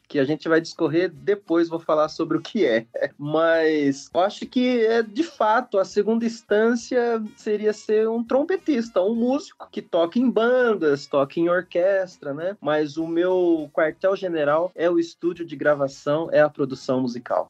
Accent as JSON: {"language": "Portuguese", "town": "São Manuel", "region": "São Paulo", "country": "Brazil", "tie": "born or raised there", "said": "São Manuel, a segunda cidade que, que, eu, que eu morei, né? Vim de São Paulo para São Manuel"}